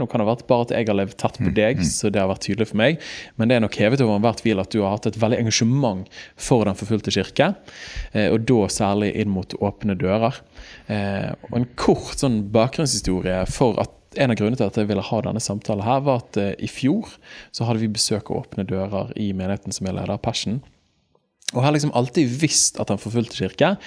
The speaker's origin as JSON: {"language": "Norwegian", "town": "Bergen", "region": "Vestland", "country": "Norway", "said": "Jeg er jo Åsane-gutt"}